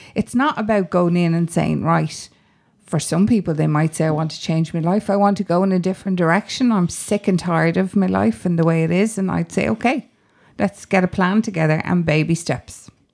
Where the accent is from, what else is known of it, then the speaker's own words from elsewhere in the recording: Dublin, Leinster, Ireland; I grew up on Grand Canal Street up the road there